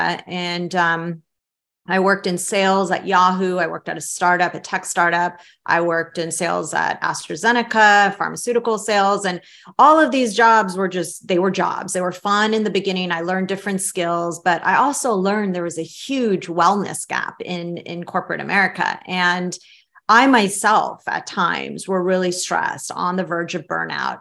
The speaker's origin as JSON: {"language": "English", "town": "San Francisco", "region": "California", "country": "United States", "tie": "born or raised there", "also_born_or_lived": "Tehran, Iran", "said": "I grew up in San Francisco in the Bay Area"}